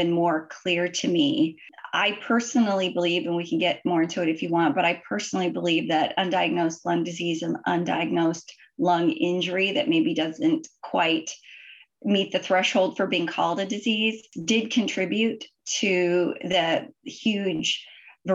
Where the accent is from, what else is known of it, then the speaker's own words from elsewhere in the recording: Idaho, United States; moved away as an adult; also born or lived in Washington / Michigan; I grew up in Idaho